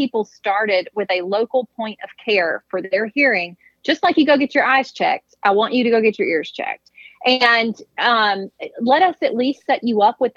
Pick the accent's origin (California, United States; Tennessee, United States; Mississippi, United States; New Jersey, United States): Mississippi, United States; growing up in Mississippi in a hunting family